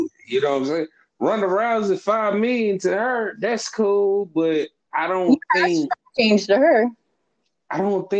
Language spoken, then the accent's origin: English; Ruleville, Mississippi, United States; I'm from Ruleville, Mississippi